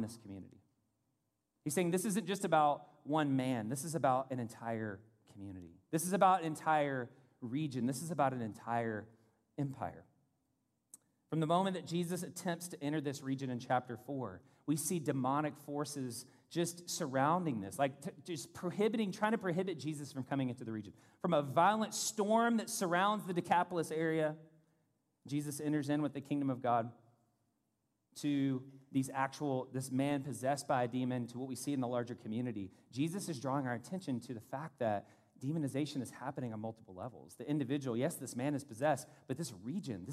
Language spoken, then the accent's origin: English; Louisville, Kentucky, United States; moved away; also born or lived in South Florida; in Kentucky growing up, Louisville